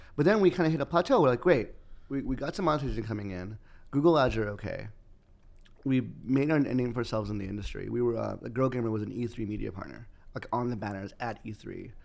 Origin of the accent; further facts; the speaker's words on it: Los Angeles, California, United States; Los Angeles